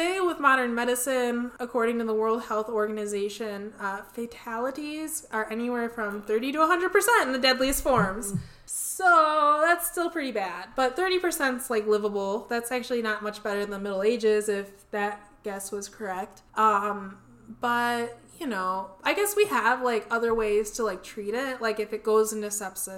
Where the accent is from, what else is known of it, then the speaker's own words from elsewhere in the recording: United States; we're American